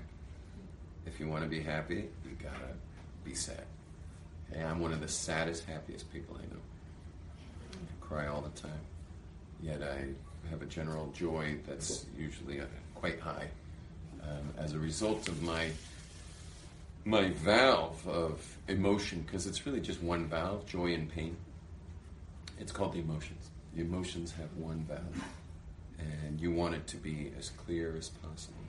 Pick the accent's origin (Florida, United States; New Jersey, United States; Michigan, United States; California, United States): California, United States; Los Angeles; moved away as an adult; now in Israel; I'm from California, from